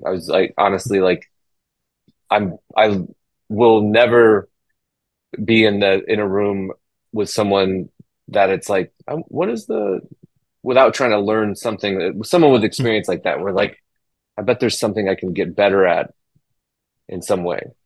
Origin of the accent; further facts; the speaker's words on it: Illinois, United States; moved away; where I grew up in Illinois